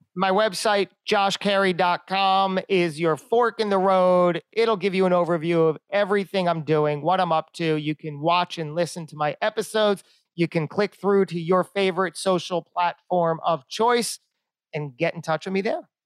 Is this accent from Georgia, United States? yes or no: no; Lakewood, New Jersey, United States; I'm from Lakewood, New Jersey